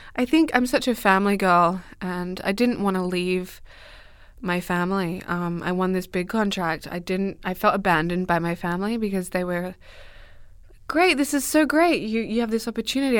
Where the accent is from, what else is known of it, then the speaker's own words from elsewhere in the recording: Australia; moved away; also born or lived in Dubbo, New South Wales; I grew up in Australia, in the middle of Western Australia.